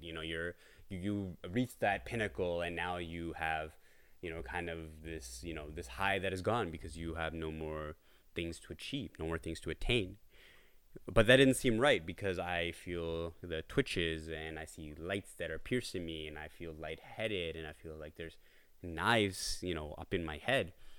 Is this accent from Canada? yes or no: yes; Brampton, Ontario, Canada; I am from Toronto, Ontario, Canada. Uh, well, more so in Brampton, but Toronto is, uh, our base over here